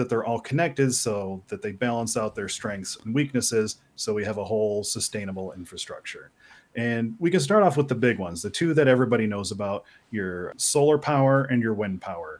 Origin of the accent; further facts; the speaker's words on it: Wisconsin, United States; moved away as an adult; also born or lived in Boulder, Colorado; now in Washington, D.C. area, United States; Growing up in Wisconsin